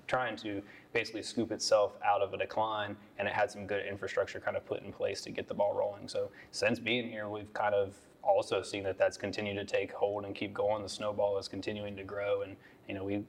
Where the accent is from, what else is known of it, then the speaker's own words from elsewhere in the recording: Columbus, Ohio, United States; moved away as an adult; now in Kinston, United States; I come from Columbus, Ohio. I lived there for the first 30 or 31 years